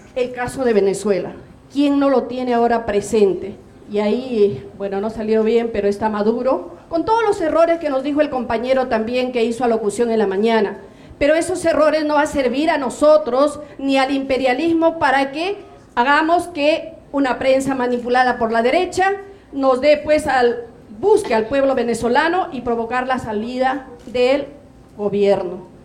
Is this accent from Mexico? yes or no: no; Peru; somos peruanas